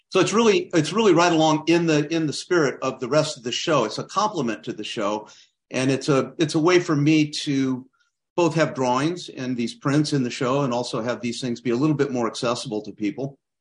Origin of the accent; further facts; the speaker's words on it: Claremont, California, United States; also born or lived in Kansas City / Berkeley / Alfred, New York / Santa Cruz; I grew up down in Claremont, California, uh, about thirty miles east of L A.